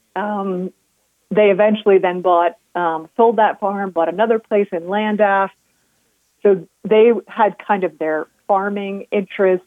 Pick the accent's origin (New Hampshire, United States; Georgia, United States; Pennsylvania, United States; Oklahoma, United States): New Hampshire, United States; also born or lived in New York; now in Colorado, United States; growing up in New Hampshire